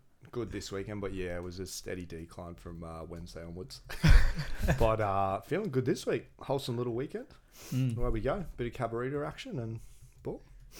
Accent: Gold Coast, Queensland, Australia; I'm born and bred Goldie

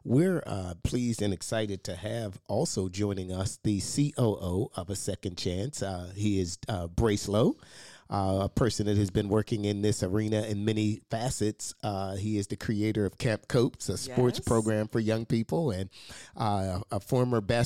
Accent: Pittsburgh, Pennsylvania, United States; growing up in East Liberty on Brainard Street

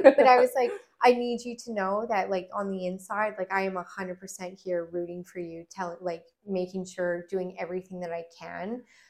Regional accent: Alberta, Canada; And I was like, hey, guys, I'm here from Alberta.

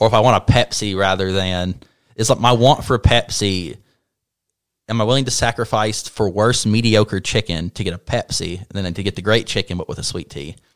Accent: North Carolina, United States; born and raised in North Carolina

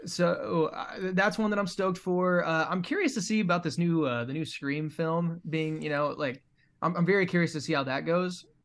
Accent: Nebraska, United States; moved away as an adult; I'm originally from Nebraska, and I moved out here just a couple

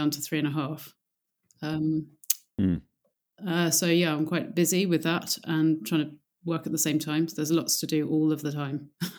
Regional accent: South East England, United Kingdom; now in South coast, United Kingdom; I'm not originally from the south coast. I'm from Oxfordshire, which is much more inland.

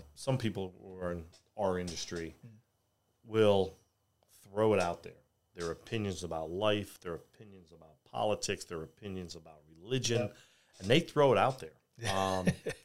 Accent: New York City, New York, United States; now in Richmond, United States; I grew up single mother in New York City, raising two boys

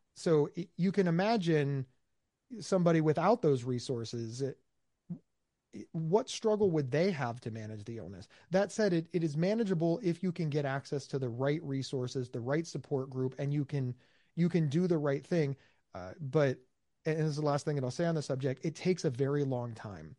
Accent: United States; I'm from America

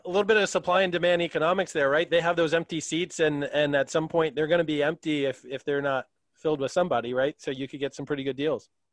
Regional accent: southeastern Pennsylvania, United States; We're all from Pennsylvania. So, uh, southeastern PA

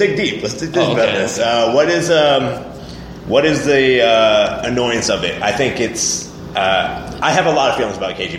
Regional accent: New England, United States; I think I grew up in the New England area.

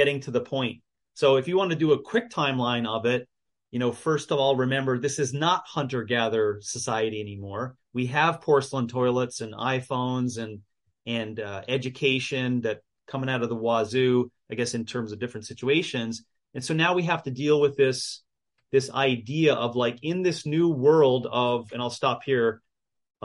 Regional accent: United States; being an American existentialist or exceptionalist like I am

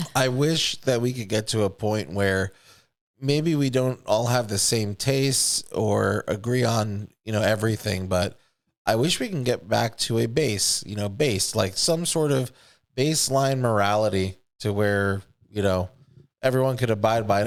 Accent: United States; I grew up in America with other kids

